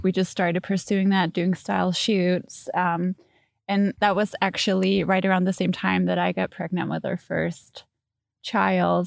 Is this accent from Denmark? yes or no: yes; Denmark; moved away as an adult; now in Chicago, United States; I'm from Denmark